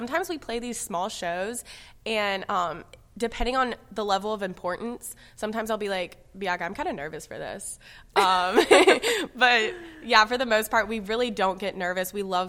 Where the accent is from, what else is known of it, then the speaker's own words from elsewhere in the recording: Orlando, Florida, United States; The fact that we're from Orlando, Florida, and the House of Blues is in Orlando